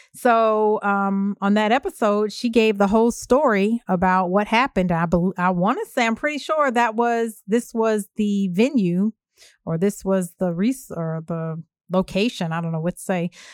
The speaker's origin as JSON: {"language": "English", "town": "Evanston", "region": "Illinois", "country": "United States", "tie": "born or raised there", "said": "in my hometown of Evanston"}